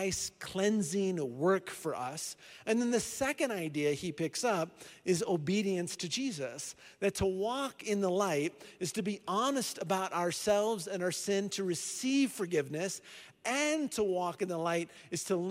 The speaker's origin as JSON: {"language": "English", "region": "Iowa", "country": "United States", "moved": "yes", "lives_now": "Colorado Springs, United States", "said": "I'm from Iowa"}